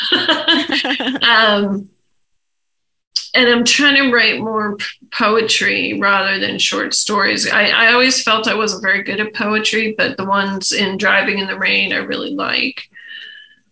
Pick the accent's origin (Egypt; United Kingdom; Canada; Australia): Egypt; moved away; when I was a young kid growing up in Egypt